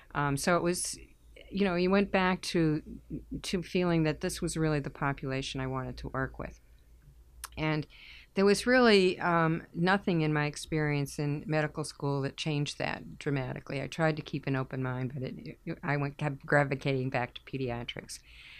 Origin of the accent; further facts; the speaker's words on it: Haverhill, Massachusetts, United States; I grew up in Haverhill